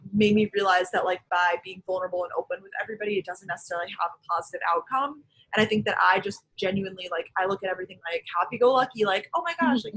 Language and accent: English; Long Island, New York, United States; also born or lived in Georgia; now in New York City, United States; I currently live in New York City. I am originally from Long Island, New York.